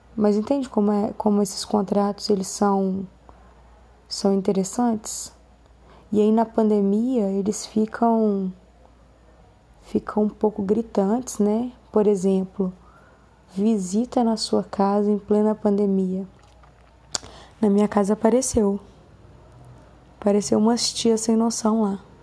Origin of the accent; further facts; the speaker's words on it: Belo Horizonte, Minas Gerais, Brazil; eu sou de Belo Horizonte